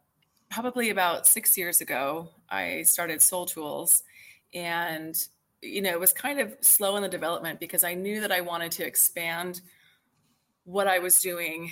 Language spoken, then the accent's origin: English; near Chicago, Illinois, United States; moved away as an adult; now in Texas, United States; I kind of grew up near Chicago as a kid, Midwest kid. But I moved to Texas back in, 2000